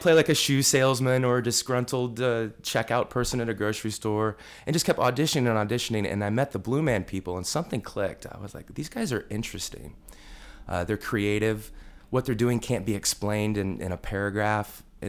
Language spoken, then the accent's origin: English; Illinois, United States; I really wanted to be in Chicago because I'm from Central Illinois.